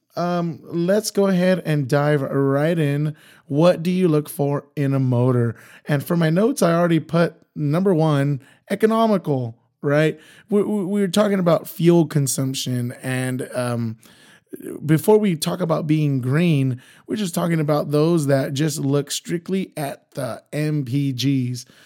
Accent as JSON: {"language": "English", "area": "Imperial Valley", "region": "California", "country": "United States", "said": "I'm originally from the Imperial Valley, so it's about an hour east, or I should say, it's an hour west of Yuma, Arizona."}